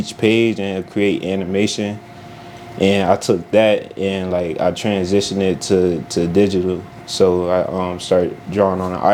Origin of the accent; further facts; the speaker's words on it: Harrisburg, Pennsylvania, United States; I'm from Harrisburg, Pennsylvania